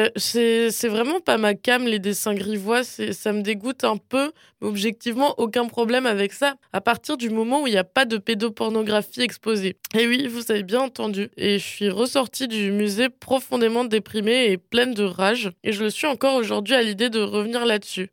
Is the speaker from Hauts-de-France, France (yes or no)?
no; Alsace, Grand Est, France; j'ai grandi en Allemagne, enfin en Alsace